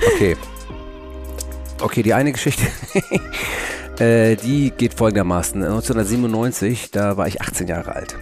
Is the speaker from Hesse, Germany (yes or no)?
no; Hamburg, Germany; bei uns in Hamburg